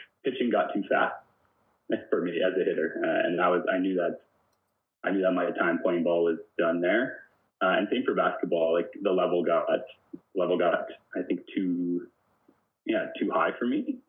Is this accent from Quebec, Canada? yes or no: no; Simcoe, Ontario, Canada; also born or lived in Jarvis, Ontario; So I grew up in a couple of small towns, kind of southwest Ontario. I started my life in Jarvis, Ontario, and then moved to Simcoe, which is a small town near Lake Erie